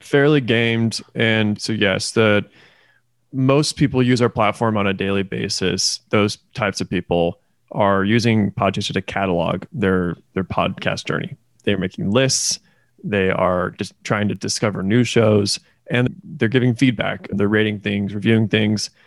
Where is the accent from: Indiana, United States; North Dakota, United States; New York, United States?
Indiana, United States; also born or lived in Kentucky; now in Oklahoma City, United States; I am originally from Indiana. I moved then to Kentucky, and now I live in Oklahoma City.